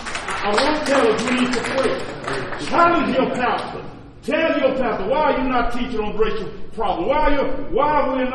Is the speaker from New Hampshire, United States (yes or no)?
no; Louisiana, United States; now in Oklahoma, United States; I'm from Louisiana